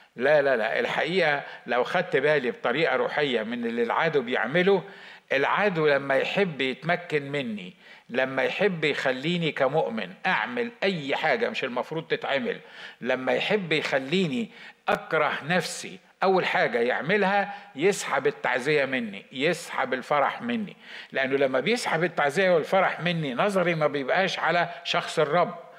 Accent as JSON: {"language": "Arabic", "country": "Egypt", "said": "عندنا في مصر"}